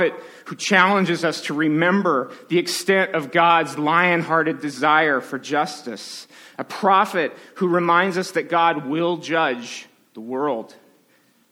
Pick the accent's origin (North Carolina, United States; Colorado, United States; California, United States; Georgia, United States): California, United States; Southern; when I was growing up in Southern California.